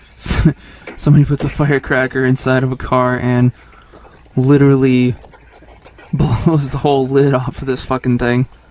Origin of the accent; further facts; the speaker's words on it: Midwest, United States; moved away; I'm actually from the Midwest